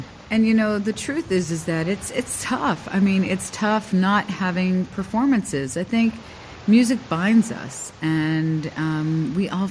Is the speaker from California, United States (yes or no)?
no; Miami, Florida, United States; moved away as an adult; also born or lived in South Korea; now in Singapore; I'm from Miami